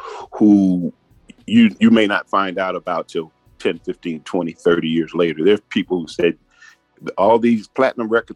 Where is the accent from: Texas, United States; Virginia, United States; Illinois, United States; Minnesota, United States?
Illinois, United States; Chicago; now in Atlanta, United States; I'm originally from Chicago, been in Atlanta 45 years